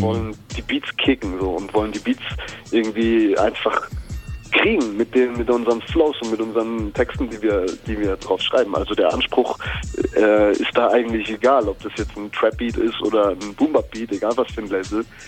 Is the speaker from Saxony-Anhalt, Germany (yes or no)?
no; near Stuttgart, Baden-Württemberg, Germany; also born or lived in Ulm; in der Nähe von Stuttgart hatte ich meine Kindheit und 2002 bin ich mit meiner Familie nach ähm, nach Ulm gezogen